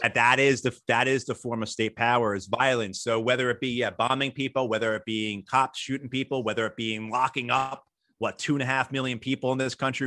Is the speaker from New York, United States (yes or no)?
yes; outside New York City, United States; I grew up outside New York City